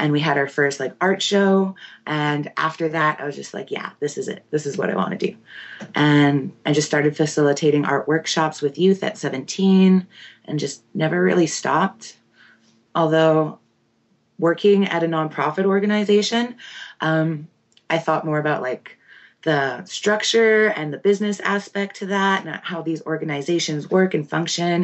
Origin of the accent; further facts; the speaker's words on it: Winnipeg, Manitoba, Canada; I'm from Seging First Nation, but born and raised in Winnipeg, Manitoba.